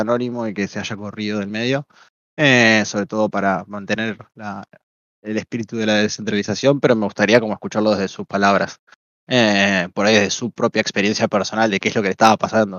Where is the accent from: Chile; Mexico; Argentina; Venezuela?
Argentina; soy argentino